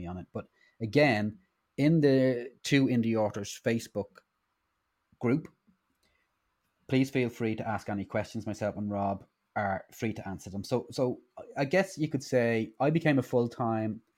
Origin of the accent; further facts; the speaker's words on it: Ireland; now in United Kingdom; I'm Irish, but I'm based in the UK.